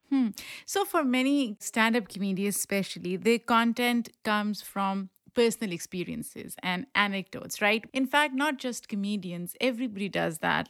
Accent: Pakistan; now in New York City, United States; I grew up in Pakistan

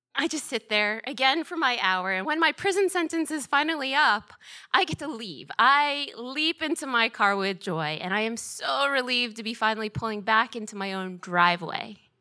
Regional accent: Georgia, United States; moved away as an adult; also born or lived in Boston; as a kid growing up in Georgia, my dream was to go to Georgia Tech

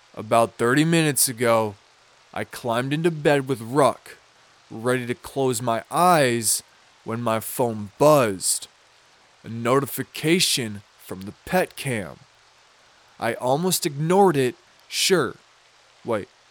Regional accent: Minnesota, United States; I'm from Minnesota, so we mispronounce a bunch of shit

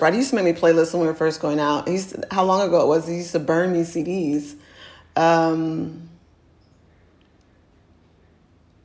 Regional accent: Oakland, California, United States; I'm from Oakland

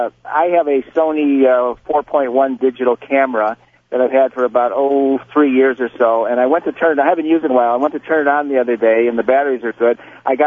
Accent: Detroit, Michigan, United States; now in San Diego, United States; they showed my hometown of Detroit.

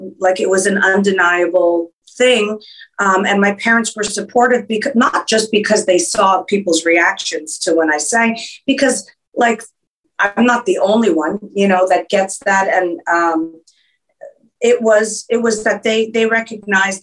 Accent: Montreal, Quebec, Canada; first language French; English is a second language; moved away as an adult; now in New York, United States; I was born and raised in Montreal, Quebec

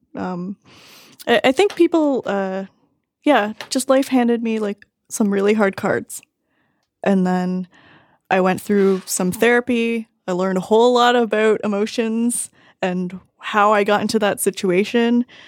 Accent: Toronto, Ontario, Canada; born or raised there

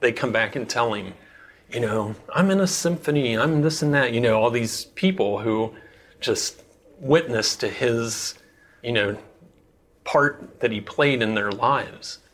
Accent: Cincinnati, Ohio, United States; now in Gambier, United States; I'm originally from Cincinnati, Ohio. Fortunately, the house I grew up in backed up to woods that went all the way to the Ohio River.

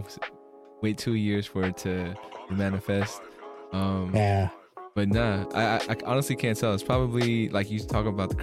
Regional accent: San Francisco Bay Area, California, United States; I'm from San Francisco Bay Area

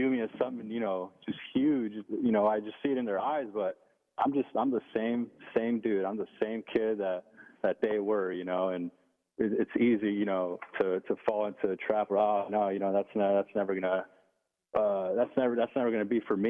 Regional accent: Los Angeles, California, United States; where I grew up in the Ramona Gardens housing projects in Boa Heights, East L.A.

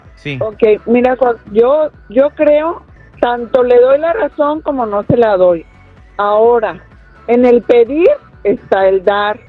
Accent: Jalisco, Mexico; now in United States; Soy de Jalisco, tengo 37 años aquí

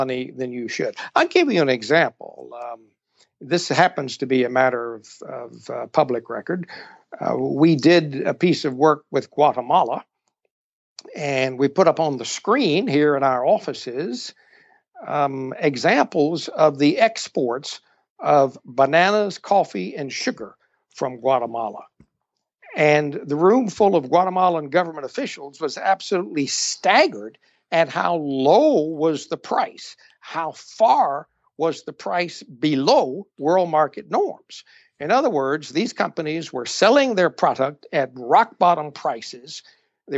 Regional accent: Louisiana, United States; moved away as an adult; also born or lived in Georgia / Massachusetts / Lagos, Nigeria; I'm originally from Louisiana.

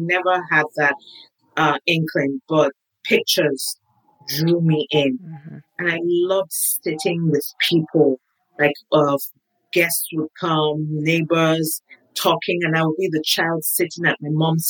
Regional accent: Nigeria; moved away as an adult; now in United States; I was born in Nigeria, grew up in Nigeria. I moved to the States when I was 37.

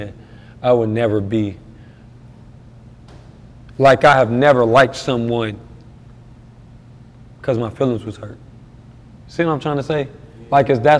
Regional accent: Detroit, Michigan, United States; moved away; I'm really from the city. So it's like, when I go in Detroit

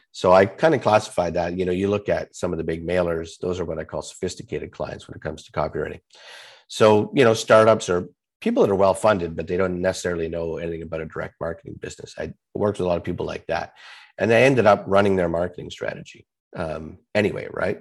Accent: Canada; I'm Canadian

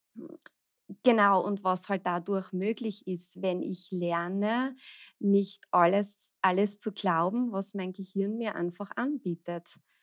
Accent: Austria; ich komme aus Österreich

